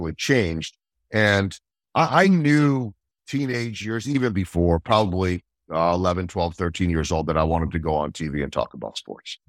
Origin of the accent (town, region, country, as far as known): outside of Philadelphia, Pennsylvania, United States; born or raised there; also born or lived in Chicago / Saint Louis; now in Kansas City, United States